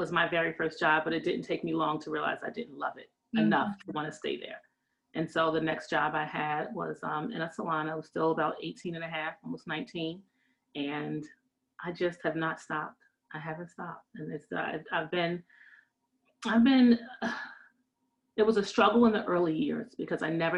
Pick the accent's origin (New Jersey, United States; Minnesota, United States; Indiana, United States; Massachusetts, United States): New Jersey, United States; Northern; I am from Northern New Jersey